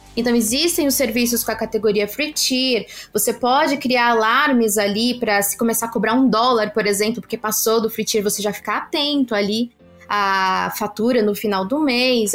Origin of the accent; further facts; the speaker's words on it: Brazil; nós somos brasileiros, não nascemos falando inglês